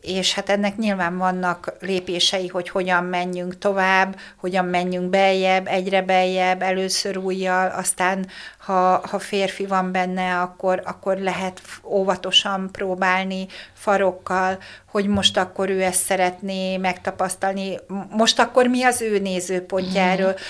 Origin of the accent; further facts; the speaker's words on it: Hungary; én vidéki lány vagyok